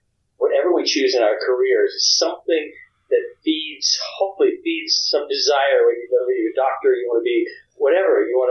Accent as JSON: {"language": "English", "town": "Hattiesburg", "region": "Mississippi", "country": "United States", "tie": "born or raised there", "also_born_or_lived": "Louisiana", "said": "I was born in Louisiana. I was raised in Hattiesburg, Mississippi"}